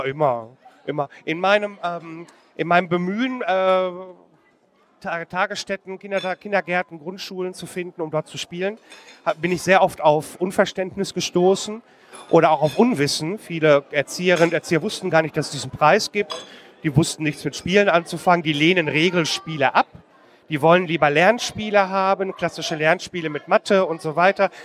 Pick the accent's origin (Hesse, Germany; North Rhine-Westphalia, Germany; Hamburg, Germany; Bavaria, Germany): North Rhine-Westphalia, Germany; Marl; in Marl, in meiner Heimatstadt